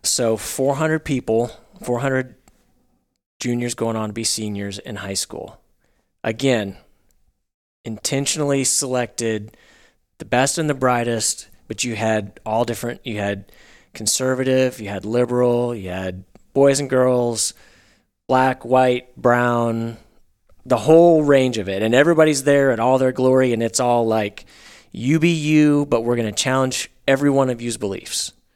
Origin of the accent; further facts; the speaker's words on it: Northwest Arkansas, United States; I grew up in Northwest Arkansas